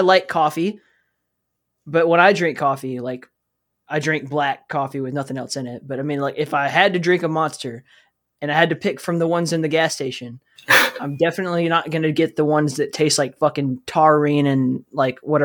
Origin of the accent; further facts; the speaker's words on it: Alabama, United States; I'm from Alabama, and so, like, my dad chewed tobacco